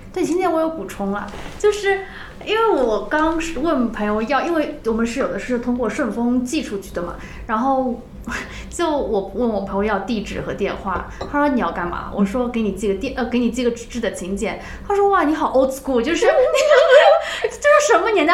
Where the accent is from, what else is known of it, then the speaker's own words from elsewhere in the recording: Suzhou, Jiangsu, China; 我们都是来自苏州